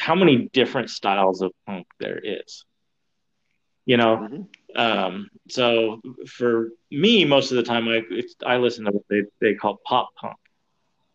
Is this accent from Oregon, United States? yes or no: yes; Keizer, Oregon, United States; now in Salem, United States; I grew up in Kaiser